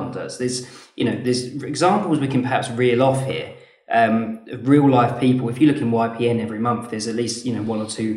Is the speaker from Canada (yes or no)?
no; Leeds, Yorkshire and the Humber, United Kingdom; we're from Leeds, based up north